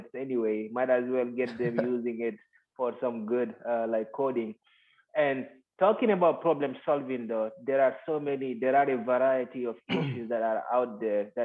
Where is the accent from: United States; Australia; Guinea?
Guinea; moved away; the street that I grew up in Guinea, right. West Africa